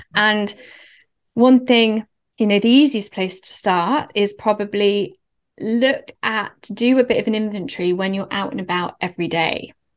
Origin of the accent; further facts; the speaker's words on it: Oxford, South East England, United Kingdom; moved away as an adult; also born or lived in London; we're both from Oxford. He went to the same school as my brother